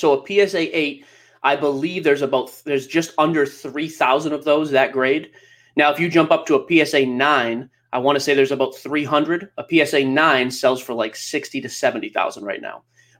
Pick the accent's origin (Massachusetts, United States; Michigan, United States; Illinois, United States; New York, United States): Massachusetts, United States; Everything in Mass, like the Shriners was the big show growing up.